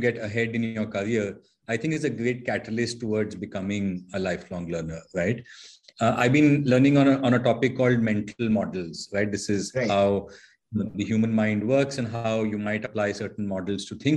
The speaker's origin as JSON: {"language": "English", "town": "Dehradun", "region": "Uttarakhand", "country": "India", "tie": "born or raised there", "also_born_or_lived": "Mussoorie / Pune", "moved": "as an adult", "said": "I grew up in Dehradun, northern part of India."}